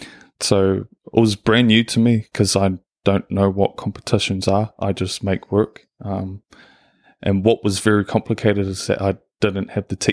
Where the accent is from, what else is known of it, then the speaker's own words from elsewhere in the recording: Manurewa, Auckland, New Zealand; So I was born and raised in Manerewa, so South Auckland.